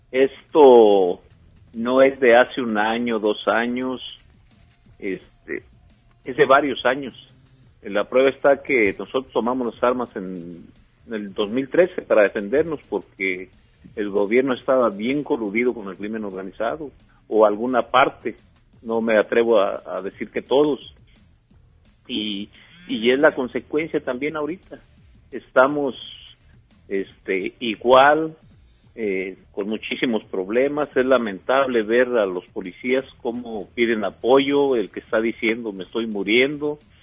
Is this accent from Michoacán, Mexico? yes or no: yes; La Ruana, Michoacán, Mexico; aquí en mi pueblo